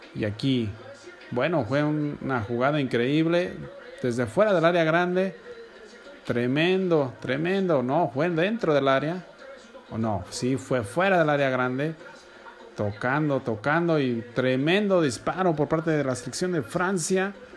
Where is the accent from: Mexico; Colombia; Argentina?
Mexico; A mí como mexicano